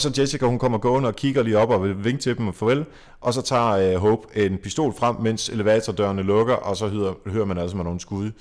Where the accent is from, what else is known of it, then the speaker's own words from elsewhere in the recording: Jutland, Denmark; Nu kommer jeg selv fra Jylland